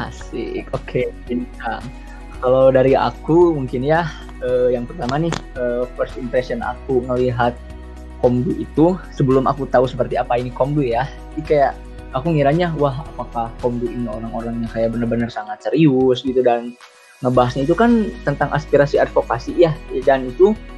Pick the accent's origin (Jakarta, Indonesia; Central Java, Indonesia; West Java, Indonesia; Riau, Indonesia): West Java, Indonesia; Garut; asal aku dari Garut